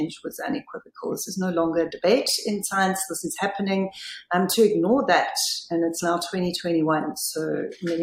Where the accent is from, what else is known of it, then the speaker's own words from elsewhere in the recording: South Africa; I'm from South Africa